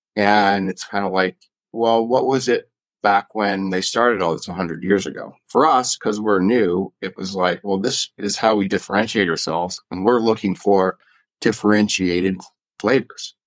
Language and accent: English; Canada; now in Colorado, United States; I grew up in Canada